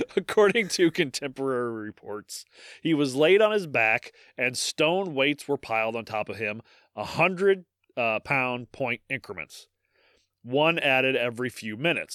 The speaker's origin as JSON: {"language": "English", "region": "Midwest", "country": "United States", "accent": "Midwestern", "said": "I am an American podcast host"}